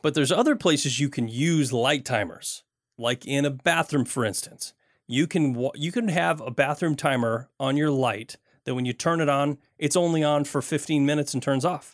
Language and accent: English; Michigan, United States; I grew up in Michigan